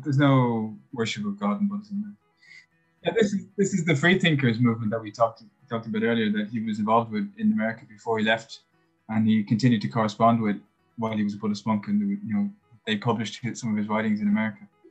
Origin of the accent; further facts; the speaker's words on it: Ireland; as Irish people who grew up with Catholicism